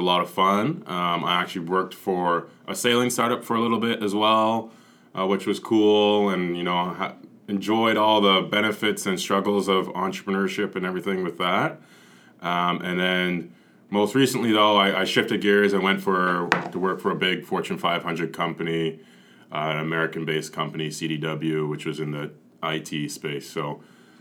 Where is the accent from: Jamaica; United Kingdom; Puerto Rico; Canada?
Canada; as a Canadian athlete